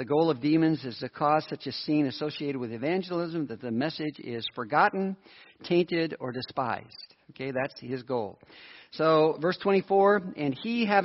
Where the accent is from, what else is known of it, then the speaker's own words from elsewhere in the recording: United States; I'm an American.